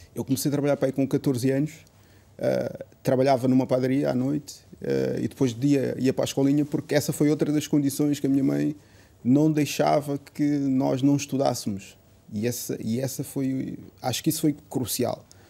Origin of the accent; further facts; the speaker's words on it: Portugal; eu já nasci cá em Portugal